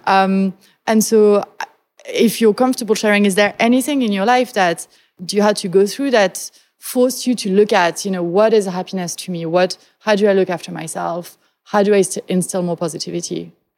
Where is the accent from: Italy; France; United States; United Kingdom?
France; moved away; I come from France, which is a country that is eminently pessimistic